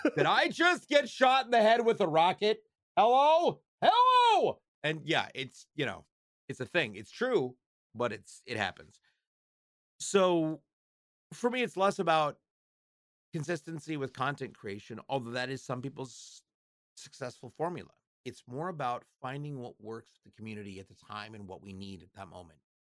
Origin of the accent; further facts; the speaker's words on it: Portland, Oregon, United States; Star Labs is filmed in Portland, Oregon. That's my hometown. That's where I live.